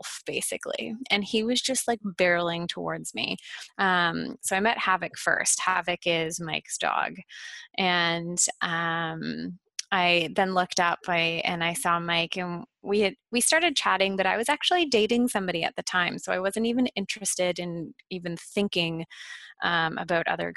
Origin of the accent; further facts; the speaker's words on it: Ottawa, Ontario, Canada; also born or lived in Toronto; I moved from Toronto back to my hometown of Ottawa